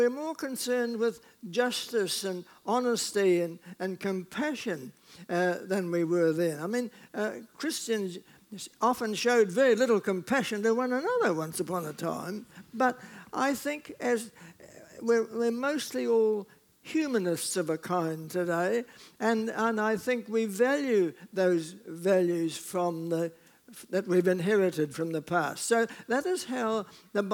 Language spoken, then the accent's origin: English; New Zealand; I speak as a New Zealander